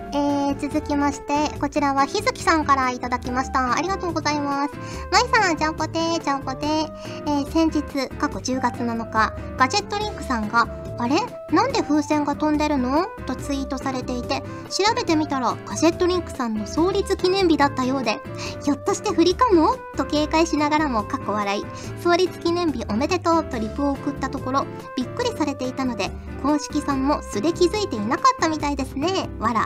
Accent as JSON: {"language": "Japanese", "region": "Fukuoka", "country": "Japan", "tie": "born or raised there", "said": "私は福岡出身なので、もう RKB ラジオとか KBC ラジオとかめちゃくちゃ聞いてましたから"}